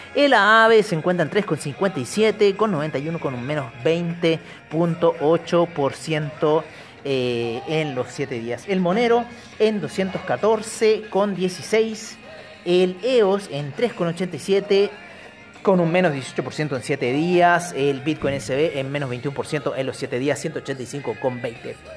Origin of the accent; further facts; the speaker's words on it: Chile; yo soy de Chile